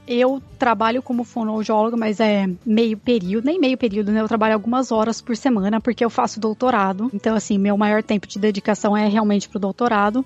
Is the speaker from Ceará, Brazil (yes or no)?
no; Campinas, São Paulo, Brazil; first language Portuguese; moved away as an adult; also born or lived in Iowa, United States; now in Syracuse, United States; eu sou de Campinas, São Paulo. Morei minha vida inteira em Campinas até eu mudar para os Estados Unidos